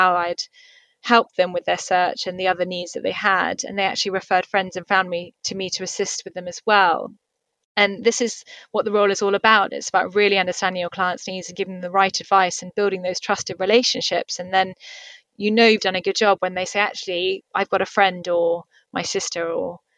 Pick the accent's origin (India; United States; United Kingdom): United Kingdom; Somerset, South West England; moved away as an adult; also born or lived in London / Dubai; now in Singapore; I'm from the countryside. I'm originally from Somerset, so I'm used to green open fields and space.